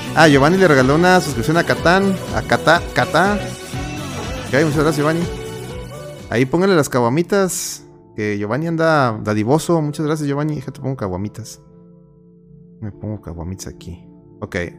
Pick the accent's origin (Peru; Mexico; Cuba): Mexico